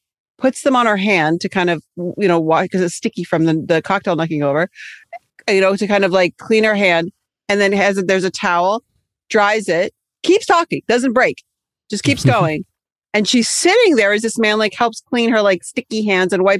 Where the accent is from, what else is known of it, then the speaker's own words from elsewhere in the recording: Cyprus; moved away; growing up in Cyprus